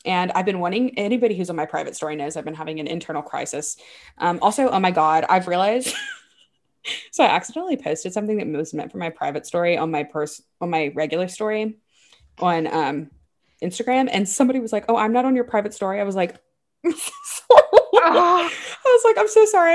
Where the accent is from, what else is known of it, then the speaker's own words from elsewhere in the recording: Baton Rouge, Louisiana, United States; moved away; I grew up in Baton Rouge